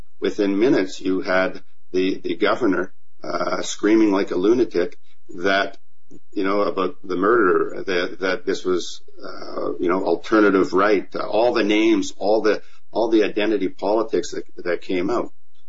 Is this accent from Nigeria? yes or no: no; Canada; also born or lived in Germany; And I say that as a Canadian. You know, as I grew up, I grew up on military bases. And when I was very sick as a young boy on a Canadian base in Germany